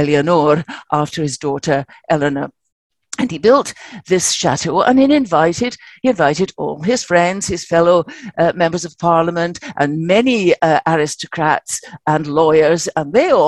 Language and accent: English; Scotland, United Kingdom; now in London, United Kingdom; I'm Scottish